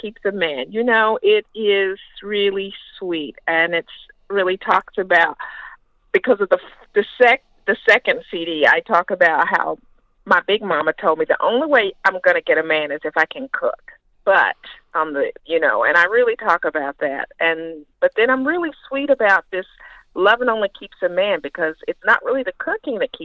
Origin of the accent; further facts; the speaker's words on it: the South, United States; I'm from the South